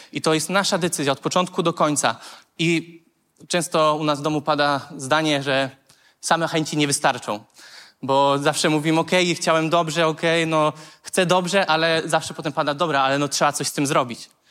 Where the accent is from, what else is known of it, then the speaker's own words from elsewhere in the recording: Konstancin-Jeziorna, Masovian Voivodeship, Poland; pochodzę z Konstancina